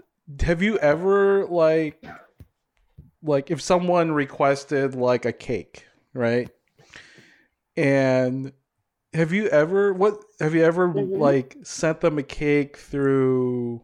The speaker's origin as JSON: {"language": "English", "town": "Hopkins", "region": "Minnesota", "country": "United States", "tie": "born or raised there", "said": "I grew up in Hopkins. In like the western suburbs, Minnetonka."}